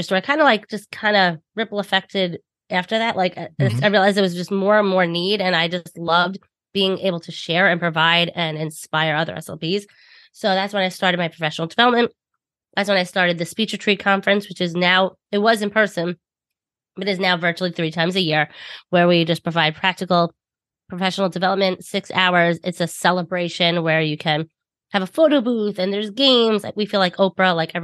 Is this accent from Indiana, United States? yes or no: no; Long Island, New York, United States; accent: thick Long Island; I'm from New York, if you cannot tell by my thick Long Island accent